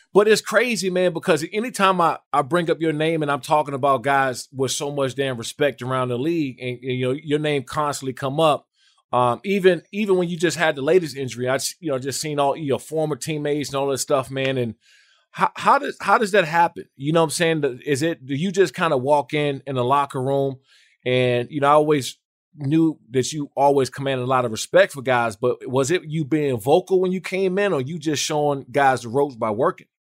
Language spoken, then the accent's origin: English; Maryland and Washington D.C. area, United States; moved away as an adult; now in San Diego, United States; I grew up in Maryland and Washington D.C. area